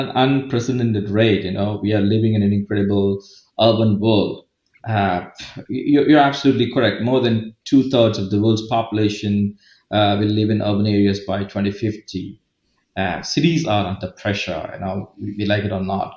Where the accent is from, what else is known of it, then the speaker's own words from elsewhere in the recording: India; moved away as an adult; also born or lived in Pune, India / Dublin, Ireland / Middle East; I'm from India